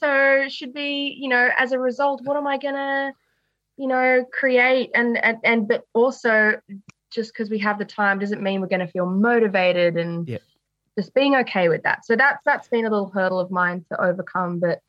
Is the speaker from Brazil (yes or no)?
no; Sydney, New South Wales, Australia; So I'm very much a nature girl. And, grew up in Sydney and I've stayed in Wesley my whole life.